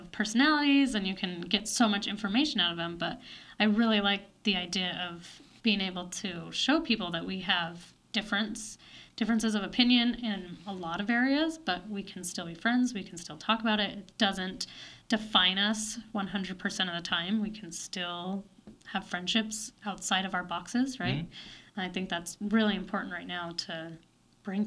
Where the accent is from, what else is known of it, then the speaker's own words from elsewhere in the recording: Murray, Utah, United States; moved away as an adult; now in Missouri, United States; I grew up in the church, and I was born and raised in Utah and went to high school in Murray, Utah